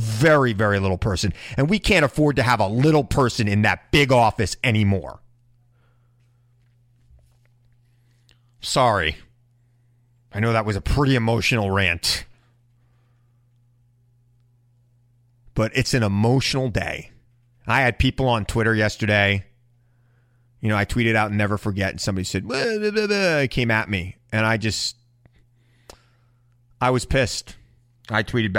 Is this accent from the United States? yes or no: yes; New York City, New York, United States; I'm a New Yorker, and I lived through it